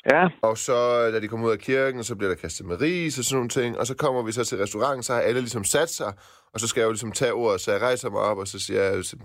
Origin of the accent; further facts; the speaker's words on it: Silkeborg, Central Denmark Region, Denmark; accent: Jutlandic; first language Persian; Danish is a second language; født øh, i Silkeborg.